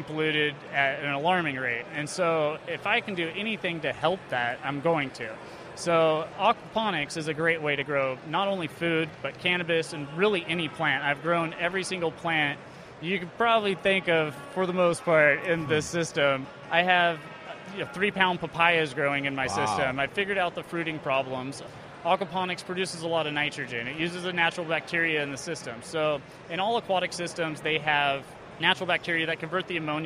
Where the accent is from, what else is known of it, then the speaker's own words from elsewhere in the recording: Monmouth, Oregon, United States; I'm from Monmouth, Oregon